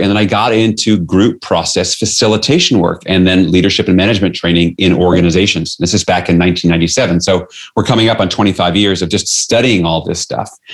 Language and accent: English; New York City, New York, United States; I grew up in New York City